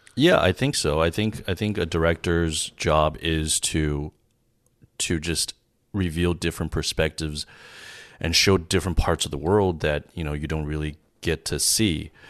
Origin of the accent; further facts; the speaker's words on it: San Gabriel Valley, California, United States; I grew up in the San Gabriel Valley